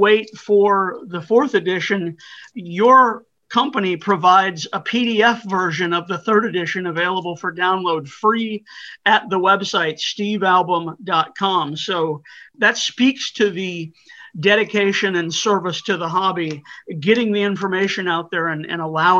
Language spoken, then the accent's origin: English; Missouri, United States; I'm from Missouri